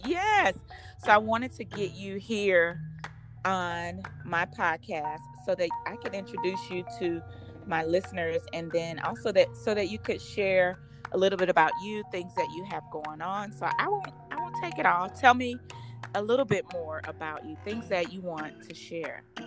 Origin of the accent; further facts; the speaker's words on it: St. Louis, Missouri, United States; moved away as an adult; also born or lived in Hoffman Estates, Illinois / Elgin, Illinois; I moved away from St. Louis